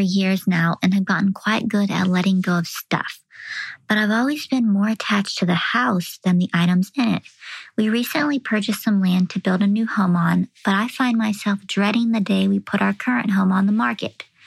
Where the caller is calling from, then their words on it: Texas, United States; calling from Roy City, Texas.